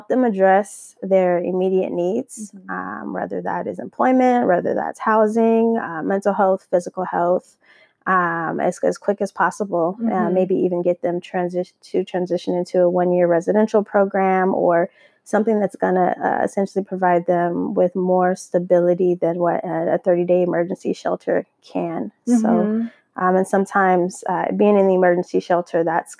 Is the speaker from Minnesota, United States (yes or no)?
yes; Minneapolis, Minnesota, United States; moved away as an adult; now in Southern California, United States; I relocated about 10 years ago or 8 years ago from Minneapolis, Minnesota